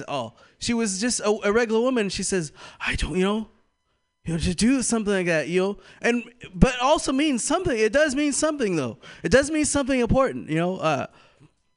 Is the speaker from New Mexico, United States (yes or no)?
no; California, United States; moved away; I am from Bolico, California